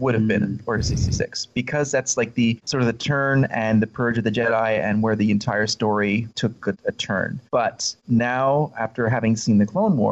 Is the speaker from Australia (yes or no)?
no; Canada; I grew up in Canada, so it was a cold tundra with the snow